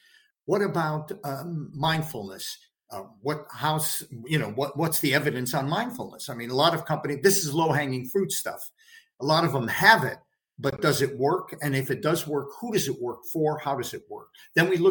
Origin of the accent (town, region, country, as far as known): United States; moved away as an adult; now in United Kingdom